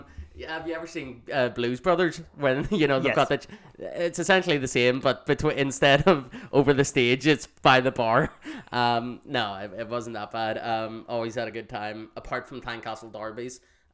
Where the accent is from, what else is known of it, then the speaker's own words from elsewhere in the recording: Galway, Connacht, Ireland; I was born in Galway.